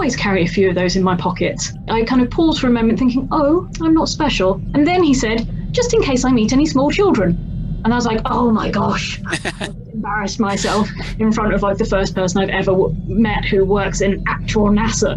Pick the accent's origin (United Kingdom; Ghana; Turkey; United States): United Kingdom; London; as a Londoner